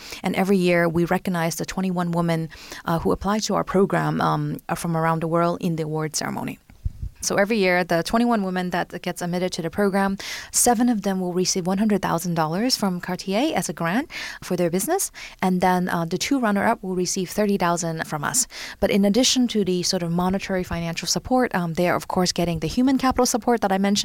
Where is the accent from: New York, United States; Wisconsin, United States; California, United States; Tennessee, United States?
California, United States; San Francisco Bay Area; moved away as an adult; also born or lived in Hong Kong; now in Paris, France; I'm originally from Hong Kong and grew up in San Francisco Bay Area, and just recently, about a year and a half ago, moved to Paris.